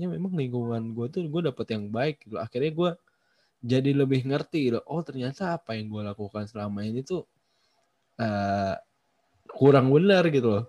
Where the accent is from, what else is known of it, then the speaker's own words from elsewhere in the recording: Jakarta, Indonesia; kalau gue di Jakarta, gue dari kecil sampai gede di Jakarta gue tinggal di rumah orang tua gue